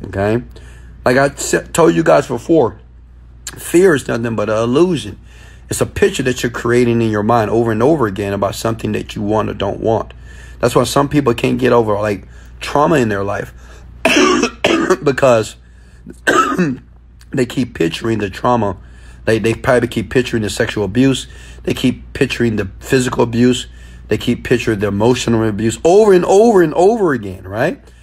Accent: Houston, Texas, United States; Yeah, I'm from Houston, Texas, guys. Guys, I am from Houston, Texas. H Town, baby.

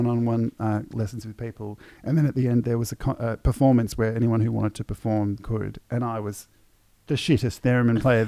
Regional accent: Melbourne, Victoria, Australia; I'm some punk from Melbourne

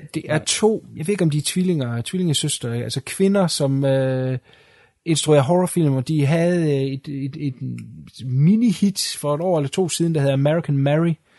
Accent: Denmark; jeg er dansker

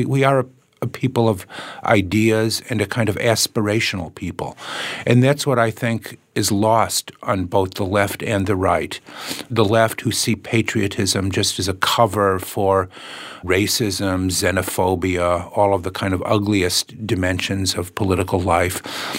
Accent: Chicago, Illinois, United States; And in a way, being a Chicagoan has many of the same problems, but many of the same joys and opportunities as being an American

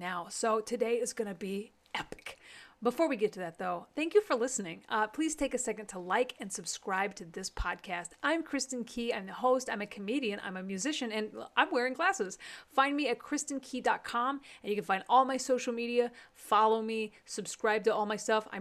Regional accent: Amarillo, Texas, United States; my hometown of Amarillo, Texas

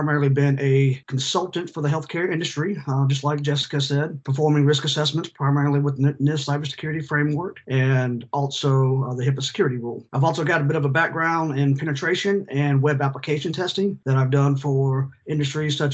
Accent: Mobile, Alabama, United States; accent: twang; moved away as an adult; also born or lived in Pascagoula, Mississippi / Huntsville, Alabama / Colorado; You might hear a little bit of a twang. I'm originally from Mobile, Alabama.

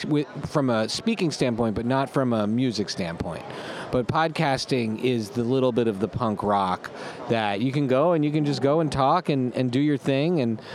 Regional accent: Montreal, Quebec, Canada; We grew up in Montreal

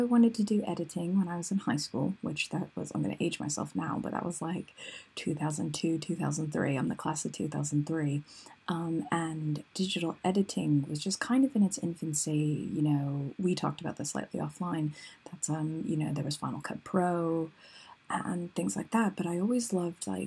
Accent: United States; moved away as an adult; also born or lived in Colorado; now in United Kingdom; I'm originally from the States

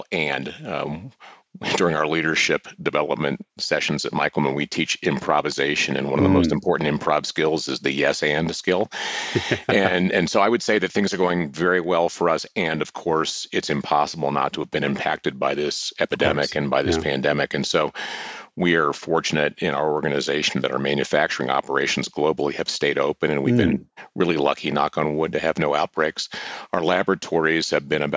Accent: Springfield, Ohio, United States; moved away; also born or lived in Colorado; I grew up in Springfield, Ohio

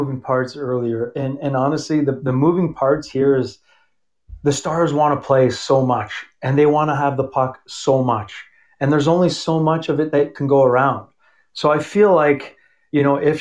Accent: Toronto, Ontario, Canada; also born or lived in Montreal; I'm from Toronto, and I was born in Montreal

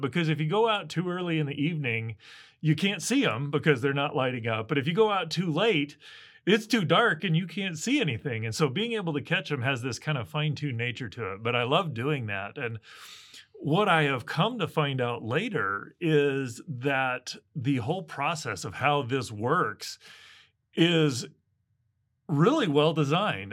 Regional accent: Midwest, United States; I grew up in the Midwest

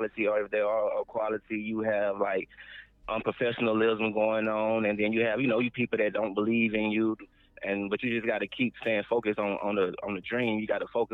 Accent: Sylvester, Georgia, United States; Yes, I'm from the 229. I'm from Sylvester, Georgia.

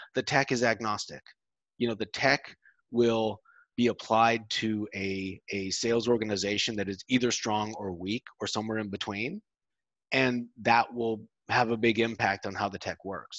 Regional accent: United States; moved away as an adult; now in Europe; I'm an American. People listening can probably tell that. I moved to Europe 14 years ago

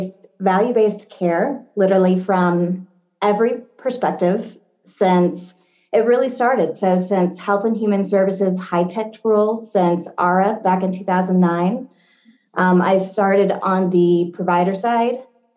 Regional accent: Batesville, Arkansas, United States; moved away; I grew up in Batesville, Arkansas

